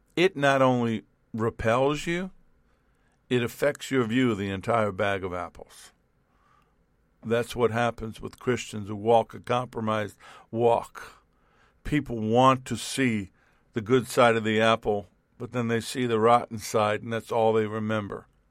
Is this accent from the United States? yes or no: yes; New York, United States; I grew up in New York as a New York Yankee base, baseball fan.